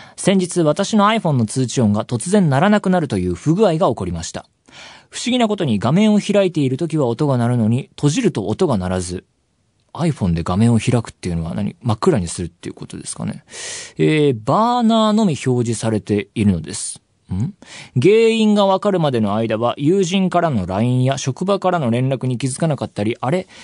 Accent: Saitama, Japan; 埼玉出身

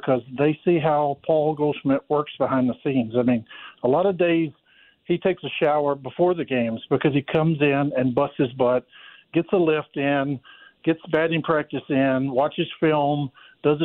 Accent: West Tennessee, United States; moved away; also born or lived in Florida; I grew up in West Tennessee.

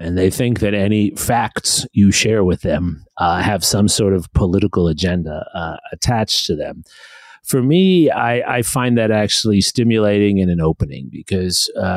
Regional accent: New York City, New York, United States; I'm the child of immigrants to the United States. I grew up in New York City

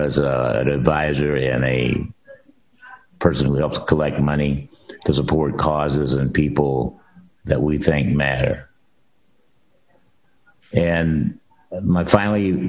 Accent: Centralia, Illinois, United States; moved away as an adult; also born or lived in Ohio / Bay Area, California; I was raised in Centralia, Illinois

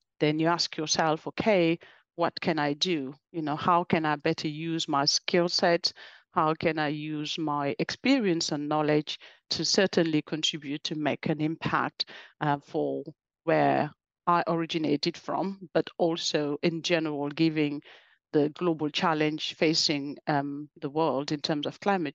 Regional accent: France; also born or lived in West Africa; I was born and in Africa, in the west coast of Africa, and grew up in France

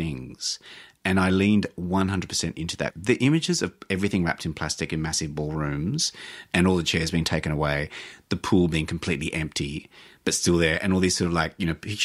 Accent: Australia; I'm Australian.

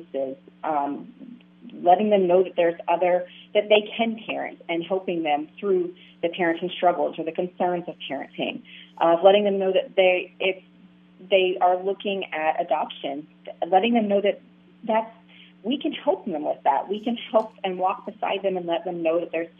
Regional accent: Pennsylvania, United States; moved away as an adult; now in Florida, United States; I'm from Pennsylvania, so I started with a mentoring program up there

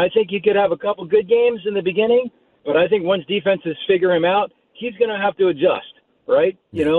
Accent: Maryland, United States; Even though I was born and raised in Maryland.

